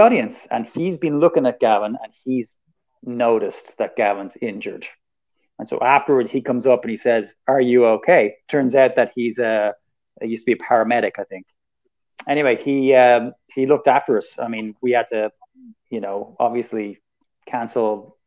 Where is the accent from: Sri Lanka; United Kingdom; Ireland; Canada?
Ireland; we're white and we're Irish, and it's good to be Irish in America.